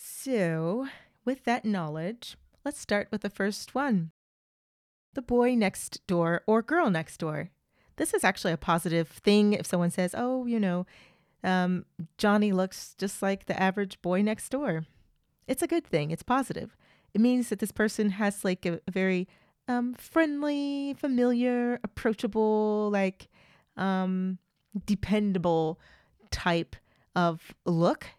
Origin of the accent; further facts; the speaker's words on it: United States; I am an American